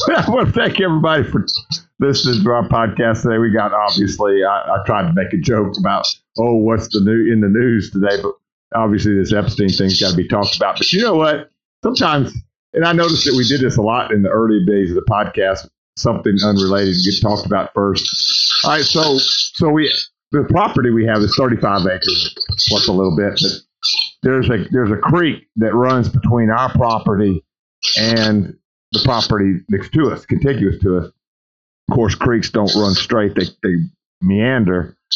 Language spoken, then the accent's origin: English; Louisiana, United States; Well, I'm from South Louisiana. Are you you making fun of my accent?